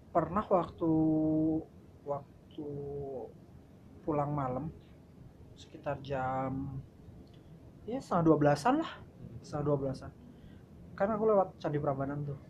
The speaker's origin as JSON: {"language": "Indonesian", "town": "Klaten", "region": "Central Java", "country": "Indonesia", "also_born_or_lived": "Yogyakarta", "moved": "as an adult", "lives_now": "Jakarta, Indonesia", "said": "saya dari Klaten"}